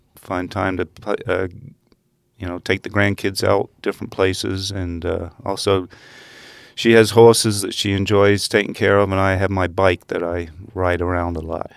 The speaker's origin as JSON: {"language": "English", "area": "Essex", "region": "East of England", "country": "United Kingdom", "tie": "born or raised there", "also_born_or_lived": "Netherlands", "moved": "as an adult", "lives_now": "Hamilton, United States", "said": "when I was six months old, we moved to England and uh, grew up in uh, Essex County near London"}